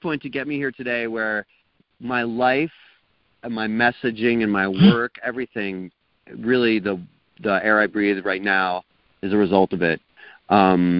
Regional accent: East Coast, United States; now in New Mexico, United States; I grew up in the East Coast

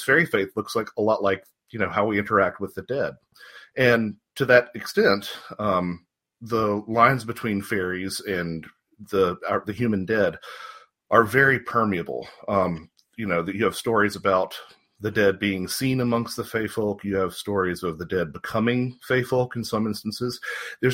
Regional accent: North Carolina, United States; moved away as an adult; also born or lived in Wisconsin / Georgia; now in Marietta, United States; I was raised in North Carolina, about 20 minutes north of Charlotte

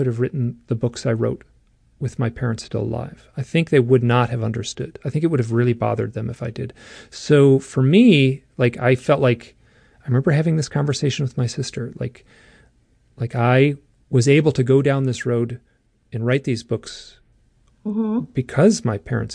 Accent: Midwest, United States; I grew up in the Midwest

